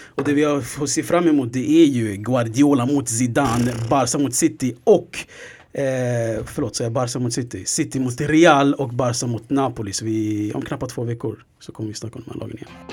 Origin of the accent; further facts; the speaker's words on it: Sweden; vi är svenskar